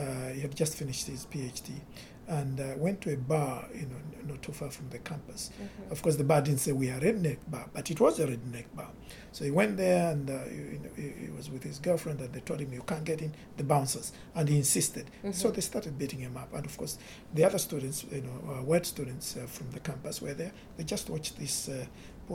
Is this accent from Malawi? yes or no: yes; Malawi; moved away as an adult; also born or lived in Canada / United States; I grew up in Malawi.